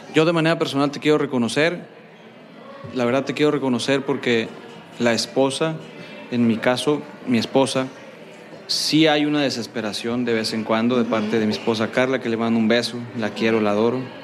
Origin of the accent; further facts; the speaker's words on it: Culiacán, Sinaloa, Mexico; now in Monterrey, Mexico; yo soy foráneo, soy de Culiacán y vengo a a Monterrey